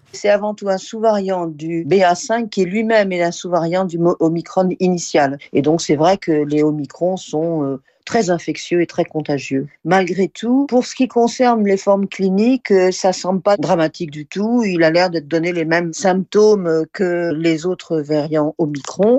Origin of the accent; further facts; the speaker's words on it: France; chez nous en France